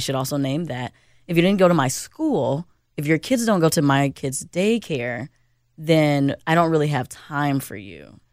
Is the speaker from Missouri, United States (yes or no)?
no; Chicago, Illinois, United States; now in Minnesota, United States; I'm from Chicago